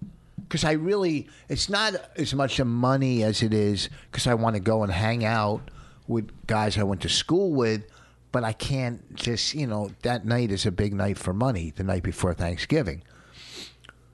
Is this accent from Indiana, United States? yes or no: no; Plainfield, New Jersey, United States; Something from my hometown, from Plainfield.